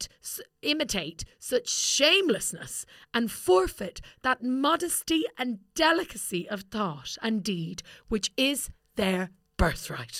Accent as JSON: {"language": "English", "country": "Ireland"}